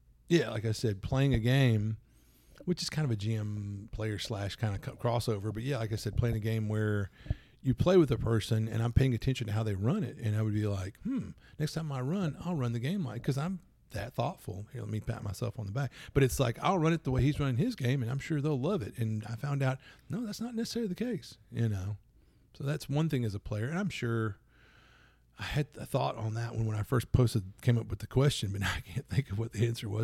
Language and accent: English; Louisiana, United States; Plus, I'm from Louisiana.